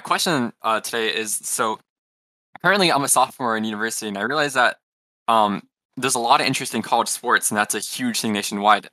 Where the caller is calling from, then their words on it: Houston, Texas, United States; I'm calling in from Houston, Texas